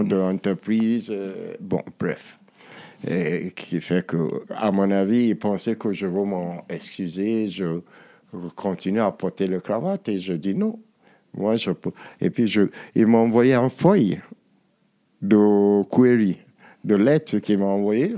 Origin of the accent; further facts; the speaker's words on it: Nigeria; nous au Nigeria